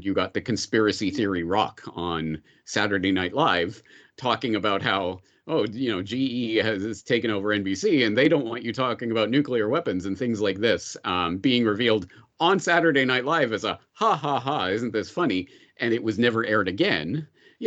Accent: Canada; growing up in Canada in the 1980s, 1990s

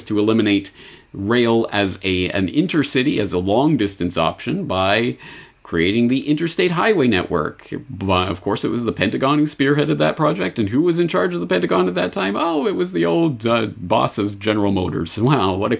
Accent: Canada; as a Canadian all of my life

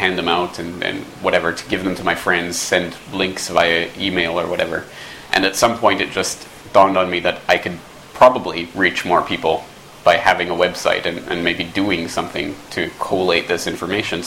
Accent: Canada; moved away as an adult; also born or lived in Dublin, Ireland; I'm from Canada

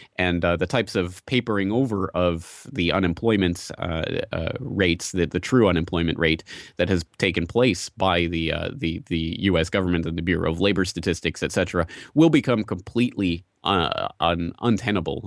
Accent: Calgary, Alberta, Canada; I'm from Calgary, Canada

